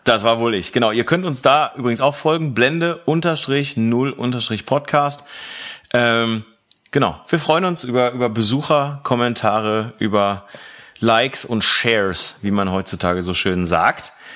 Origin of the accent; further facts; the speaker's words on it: Velbert, North Rhine-Westphalia, Germany; aus Fellbad